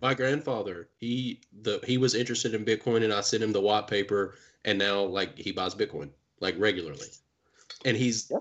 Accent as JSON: {"language": "English", "region": "Kentucky", "country": "United States", "said": "we're from Kentucky"}